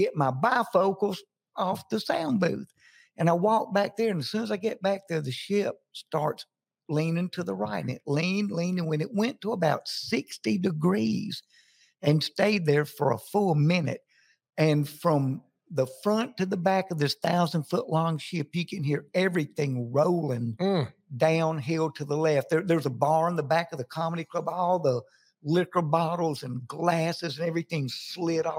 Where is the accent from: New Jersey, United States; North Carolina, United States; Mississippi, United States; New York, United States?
Mississippi, United States; Jackson; moved away as an adult; now in Nashville, United States; Jackson, Mississippi, my hometown.